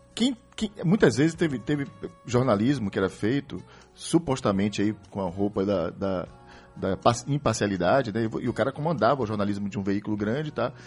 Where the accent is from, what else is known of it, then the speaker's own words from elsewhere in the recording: Rio de Janeiro, Brazil; eu que venho do Rio de Janeiro